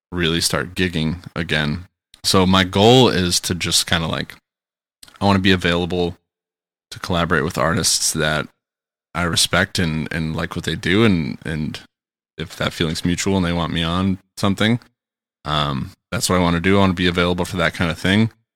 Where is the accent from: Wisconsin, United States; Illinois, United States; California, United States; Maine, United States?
Wisconsin, United States; Kenosha; my hometown of Kenosha